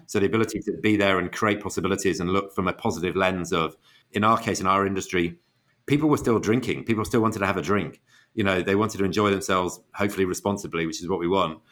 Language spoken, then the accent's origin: English; Manchester, North West England, United Kingdom; moved away as an adult; now in United States; we're all from Manchester, so I grew up in a family which is a huge City fan family.